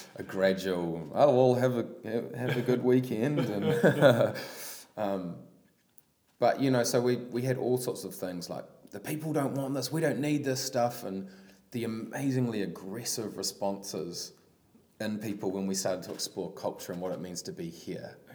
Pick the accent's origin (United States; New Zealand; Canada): New Zealand; Palmerston North, Manawatū-Whanganui; I grew up in Palmy